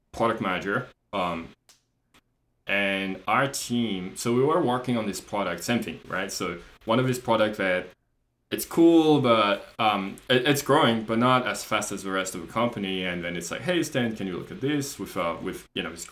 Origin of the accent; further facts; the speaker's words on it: France; moved away as an adult; also born or lived in Australia; I'm not Australian, I'm French, we were in Australia.